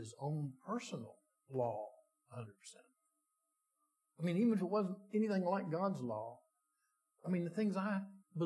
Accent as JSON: {"language": "English", "region": "West Virginia", "country": "United States", "said": "I'm from West Virginia."}